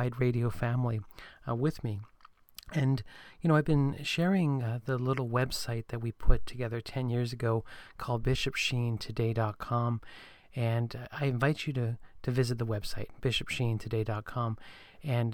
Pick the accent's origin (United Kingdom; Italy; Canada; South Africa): Canada; I'm from Canada